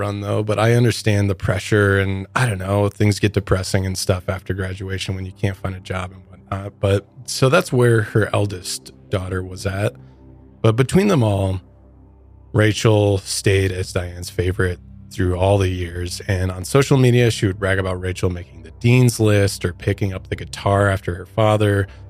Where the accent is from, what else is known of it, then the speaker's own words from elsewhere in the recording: Midwest, United States; which I come from the Midwest, and I've never heard of Bronson before.